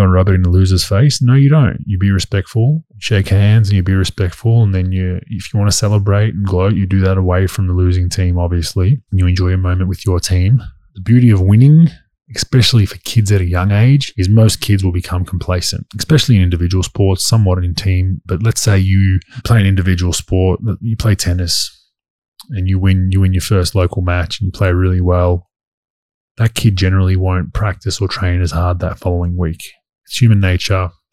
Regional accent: Australia; moved away as an adult; as an Aussie growing up

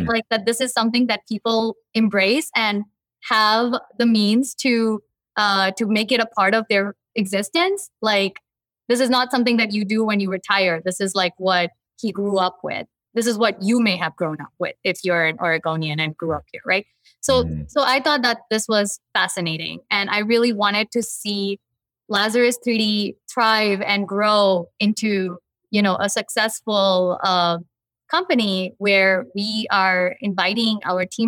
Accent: Mumbai, Maharashtra, India; also born or lived in New Jersey, United States / Houston, United States; now in Albany, United States; I was born in Mumbai, a huge metropolitan, world capital, and then I lived on the East Coast

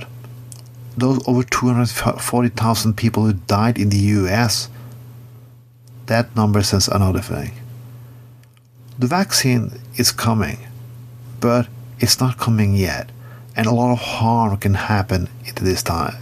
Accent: Bergen, Vestland, Norway; my hometown of Bergen

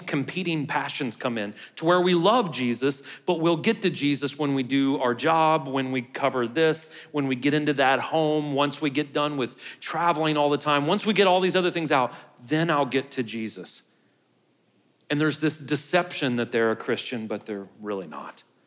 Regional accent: St. Louis, Missouri, United States; now in Murfreesboro, United States; I'm from Saint Louis

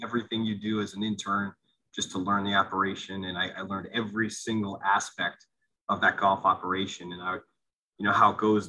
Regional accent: New Tripoli, Pennsylvania, United States; also born or lived in Allentown, Pennsylvania; I grew up in Allentown and then moved to a, a rural area, small, tiny town called New Tripoli

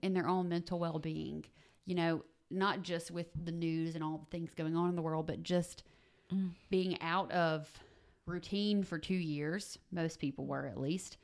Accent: South Mississippi, United States; now in Tupelo, United States; I grew up in South Mississippi

